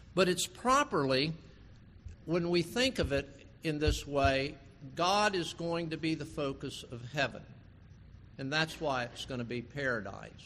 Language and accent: English; West Palm Beach, Florida, United States; as a child growing up in West Palm Beach